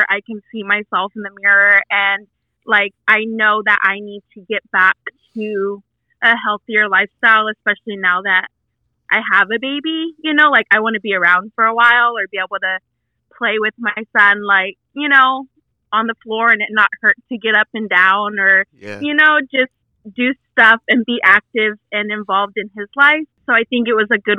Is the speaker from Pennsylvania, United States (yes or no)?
no; California, United States; I'm from California